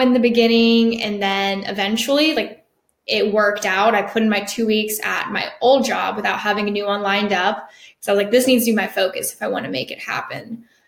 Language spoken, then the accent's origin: English; Jacksonville, Florida, United States; I'm from Jacksonville, Florida